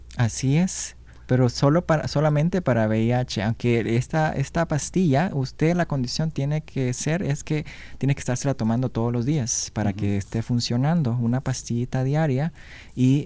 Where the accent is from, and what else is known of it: Honduras; born or raised there; now in Washington, United States